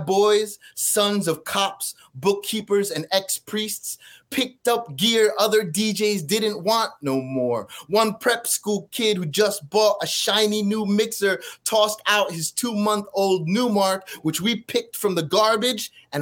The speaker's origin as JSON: {"language": "English", "town": "Edison", "region": "New Jersey", "country": "United States", "tie": "born or raised there", "said": "I grew up in Edison, New Jersey"}